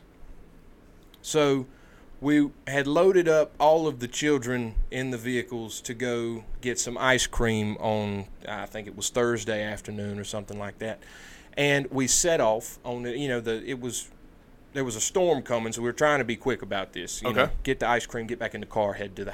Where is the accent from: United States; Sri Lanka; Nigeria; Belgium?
United States; I'm an American